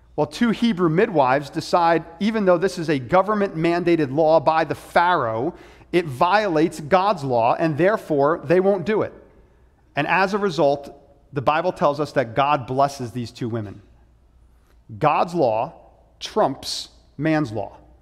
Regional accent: United States

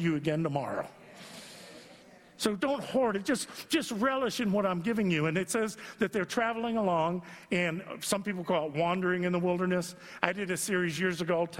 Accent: Youngstown, Ohio, United States; I'm from Youngstown

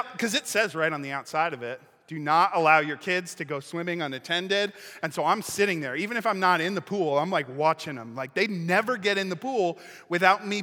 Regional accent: Lake Michigan, Midwest, United States; I grew up right on Lake Michigan.

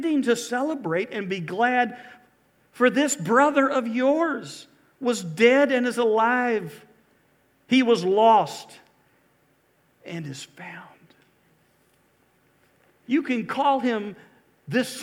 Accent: Valdosta, Georgia, United States; also born or lived in Mobile, Alabama / Lake Park, Georgia / Corsicana, Texas / Albany, Georgia; I grew up in South Georgia

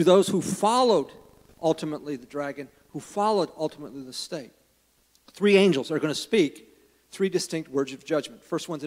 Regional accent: United States; I love living in the United States. I'm glad I'm an American.

